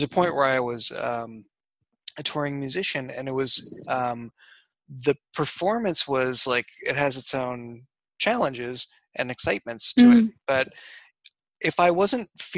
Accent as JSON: {"language": "English", "region": "New England", "country": "United States", "moved": "yes", "said": "I'm from New England originally"}